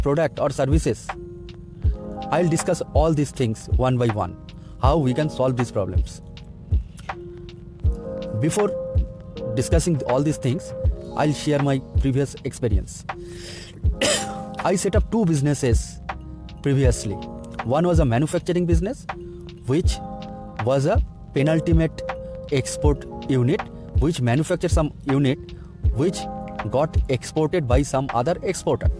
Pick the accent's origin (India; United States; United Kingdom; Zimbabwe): India; from India.